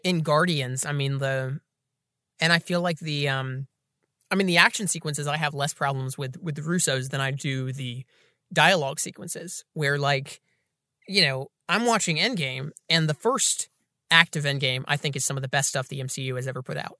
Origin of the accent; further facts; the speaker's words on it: Atlanta, Georgia, United States; Atlanta, Georgia, my hometown